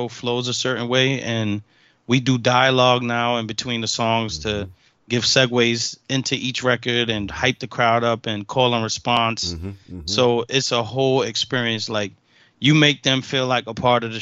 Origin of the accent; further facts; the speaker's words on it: New York, United States; I'm from New York